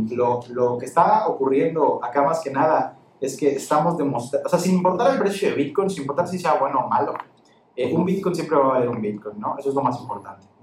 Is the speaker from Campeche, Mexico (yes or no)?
yes; Campeche, Mexico; Nací aquí en Campeche, tengo 23 años.